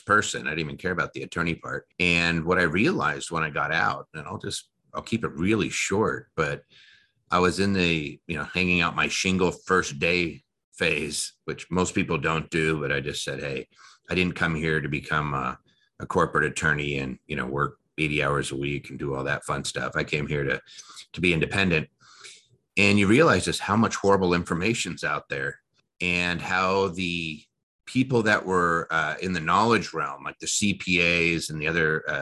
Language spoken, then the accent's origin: English; United States; also born or lived in Media, Pennsylvania / Seattle, Washington; now in Las Vegas, United States; I grew up between actually Philadelphia, Pennsylvania, actually a place called Media, and moved out to Washington.